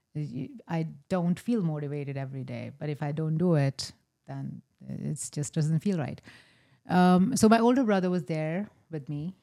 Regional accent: rural North India, India; moved away as an adult; also born or lived in Meadville, Pennsylvania; now in Erie, United States; I was born in a small town in rural North India.

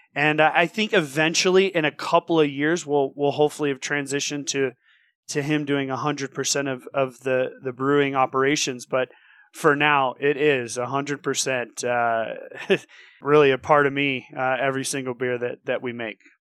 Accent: Santa Cruz, California, United States; moved away as an adult; now in Bend, United States; I was born and raised in Santa Cruz.

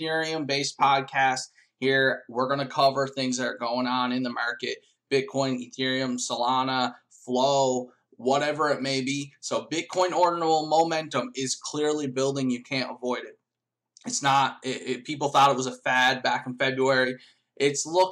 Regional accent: Canada; I'm Canadian

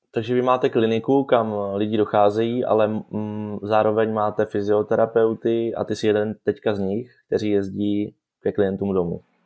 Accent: Czechia; jako Češi

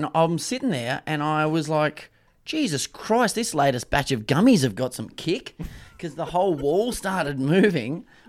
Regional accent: Brunswick, Victoria, Australia; I'm from Brunswick, Melbourne, Victoria, Australia, Southern Hemisphere, Earth, planets.

